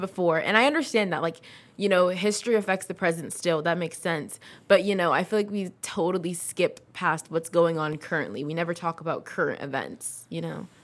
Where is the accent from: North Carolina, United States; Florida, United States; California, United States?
California, United States; Livermore; also born or lived in San Diego / New York / Fremont; I was in Livermore starting from second or third grade